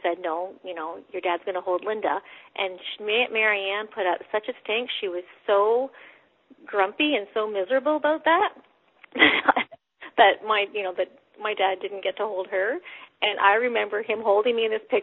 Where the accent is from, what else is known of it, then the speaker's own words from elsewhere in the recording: London, Ontario, Canada; I was born in London, Ontario, in Canada